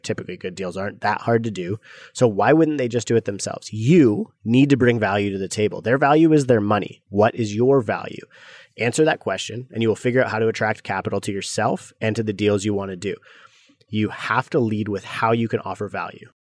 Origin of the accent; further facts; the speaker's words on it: Canada; growing up in Canada